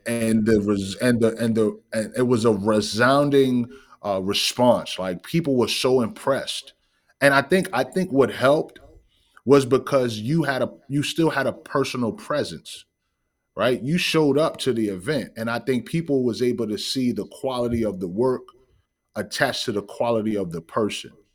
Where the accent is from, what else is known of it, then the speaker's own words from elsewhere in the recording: New York City, New York, United States; I am originally from Bronx, New York, uh, the Bronx, the B X